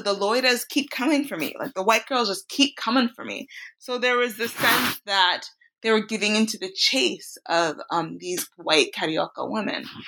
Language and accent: English; Chicago, Illinois, United States; I was raised in, in Chicago, Illinois